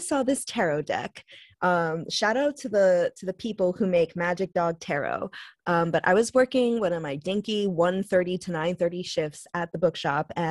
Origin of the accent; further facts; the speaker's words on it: Long Island, New York, United States; we're from Long Island